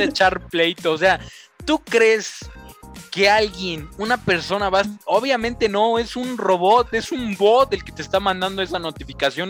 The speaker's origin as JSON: {"language": "Spanish", "region": "Tlaxcala", "country": "Mexico", "said": "soy de Tlaxcala"}